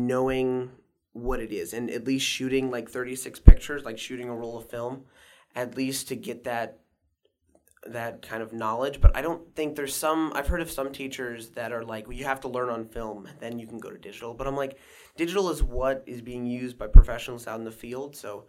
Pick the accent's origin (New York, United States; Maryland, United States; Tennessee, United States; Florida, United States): Maryland, United States; Walkersville; Yeah, okay. I grew up in Walkersville.